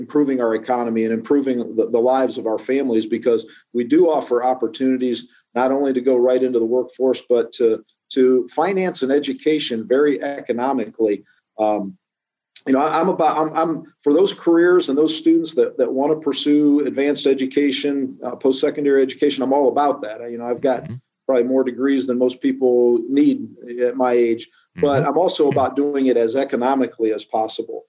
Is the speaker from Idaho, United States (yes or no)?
no; Norwalk, Ohio, United States; I'm from Norwalk. I'm just up Route 250 there, out of Ashland, in Norwalk.